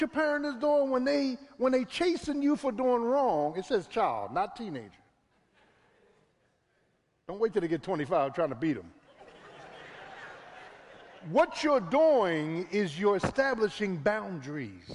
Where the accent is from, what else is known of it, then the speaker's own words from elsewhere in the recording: Philadelphia, Pennsylvania, United States; I'm from Philly. I'm from South Philly.